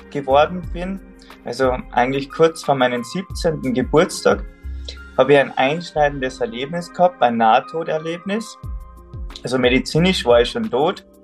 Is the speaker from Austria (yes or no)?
yes; Salzburg, Austria; Also gebürtig komme ich aus Salzburg, vom Berg, Bergbauer, auf über 1000 Meter, da bin ich aufgewachsen.